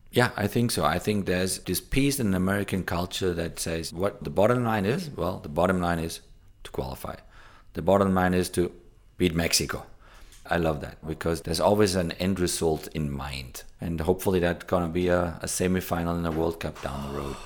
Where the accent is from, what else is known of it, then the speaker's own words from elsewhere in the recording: Germany; now in United States; where I grew up in Germany